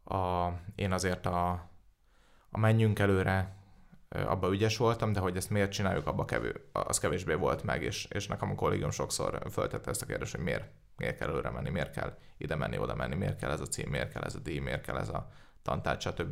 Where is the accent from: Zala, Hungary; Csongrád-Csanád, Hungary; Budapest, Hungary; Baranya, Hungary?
Budapest, Hungary; Én budapesti vagyok